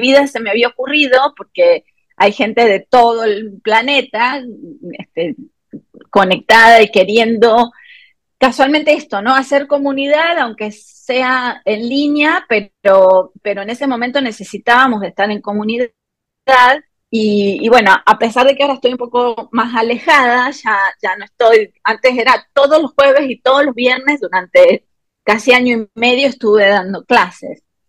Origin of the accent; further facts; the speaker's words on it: Argentina; moved away as an adult; now in Morelia, Mexico; Yo soy argentina de nacimiento y mexicana por adopción. Em, hace 18 años que ya